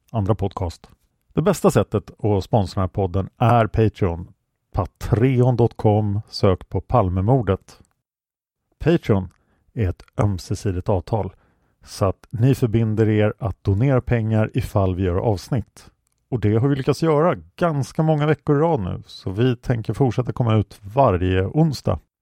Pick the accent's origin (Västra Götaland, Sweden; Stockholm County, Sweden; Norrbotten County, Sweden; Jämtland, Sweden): Stockholm County, Sweden; Stockholm; jag växte upp på Kungsholmen